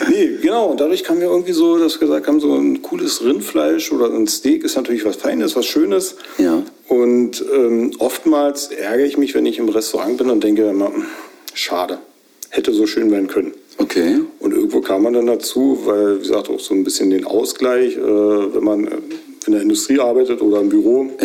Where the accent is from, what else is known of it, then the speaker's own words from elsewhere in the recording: Grube, Brandenburg, Germany; also born or lived in Belzig; Ja, also gebürtig in Belzig. {S0} Ja. {S1} Und aufgewachsen in Grube und eigentlich auch nicht über die Zeit weiter hinausgekommen.